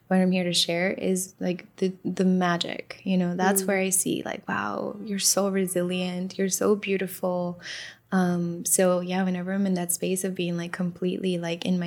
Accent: Miami, Florida, United States; I grew up in Miami, so I, you know, was in the Miami dance music scene growing up as a teenager

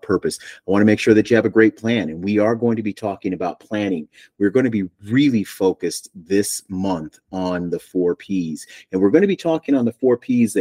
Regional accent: Buffalo, New York, United States; now in Asheville, United States; I am from Buffalo, and I am proud

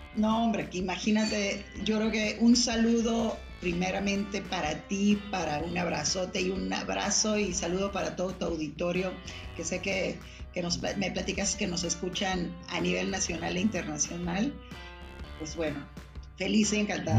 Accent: Ensenada, Baja California, Mexico; soy originaria de Ensenada

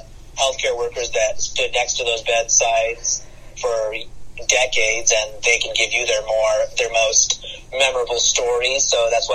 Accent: United States; I, as an Indian American

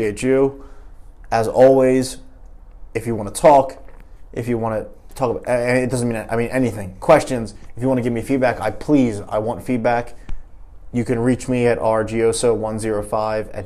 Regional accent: Philadelphia, Pennsylvania, United States; I'm from Philly, so we swallow our O's

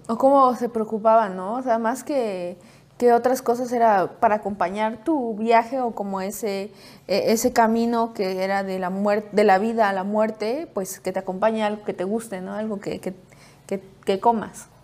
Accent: Puebla, Mexico; nosotros somos de Puebla

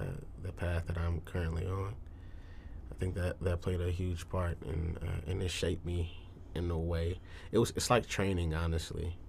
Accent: Detroit, Michigan, United States; born or raised there; now in Tulsa, United States

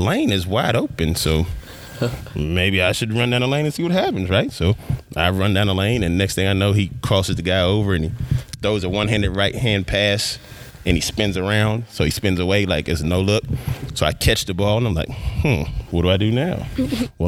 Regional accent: Arlington, Texas, United States; also born or lived in Dallas, Texas / North Carolina; now in Corsicana, United States; I am originally from Arlington, Texas. I was born in Dallas, and I was raised in Arlington, Texas.

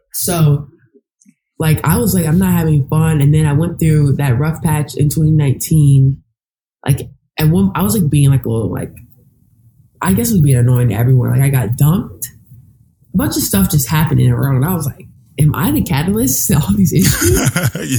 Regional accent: Texas, United States; moved away as an adult; now in New York, United States; I worked at this lifetime in my hometown

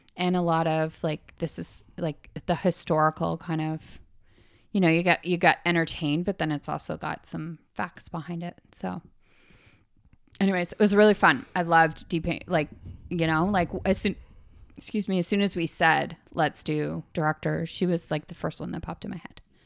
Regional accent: Canada; Eh? We're from Canada, eh?

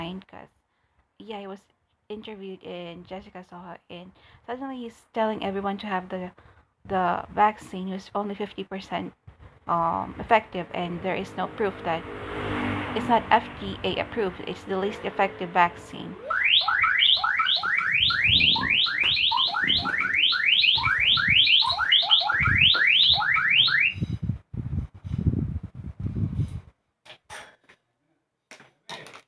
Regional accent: Malolos, Central Luzon, Philippines; I'm from Bulacan, Malolos, Bulacan

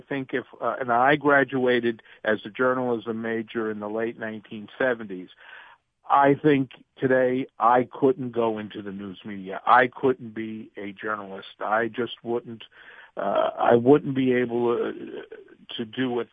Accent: New York City, New York, United States; I grew up in New York City, specifically in the northern part of the Bronx

